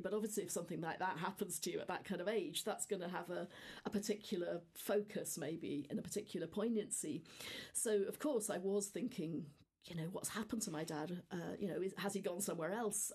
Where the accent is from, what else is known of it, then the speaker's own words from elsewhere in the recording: Devon, South West England, United Kingdom; also born or lived in North Wales; now in Cambridge, United Kingdom; born in North Wales, but but living in Devon as a small child.